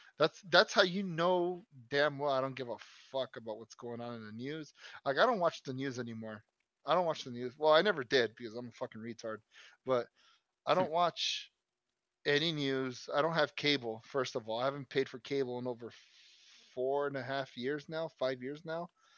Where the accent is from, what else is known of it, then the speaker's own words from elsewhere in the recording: United States; I'm American as fuck.